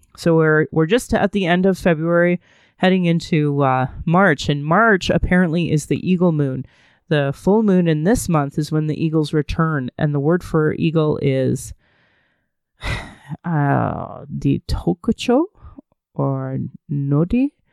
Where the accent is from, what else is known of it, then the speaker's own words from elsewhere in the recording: Calgary, Alberta, Canada; I was born in Calgary